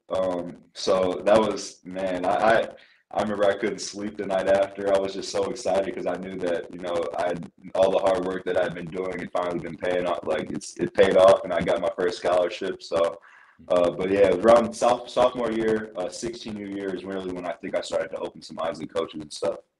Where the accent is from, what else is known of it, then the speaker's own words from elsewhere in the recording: Iowa, United States; moved away as an adult; my hometown or my home state, uh, Northern Iowa